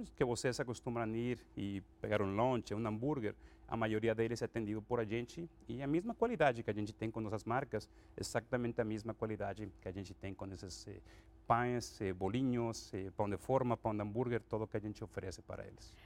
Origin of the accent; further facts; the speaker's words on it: Acapulco, Guerrero, Mexico; Portuguese is a second language; moved away as an adult; now in Brazil; eu sou mexicano, eu eh, sou de Acapulco originalmente, e eu estudei lá no México